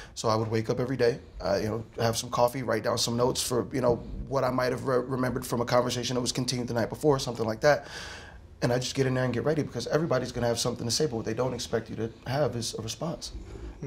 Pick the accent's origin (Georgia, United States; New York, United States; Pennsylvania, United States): Pennsylvania, United States; Philadelphia; I'm a Philadelphian